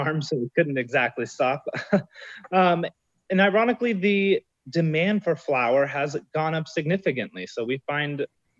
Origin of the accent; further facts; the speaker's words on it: California, United States; now in Southern California, United States; I am not from Mendocino County. I'm from Central California.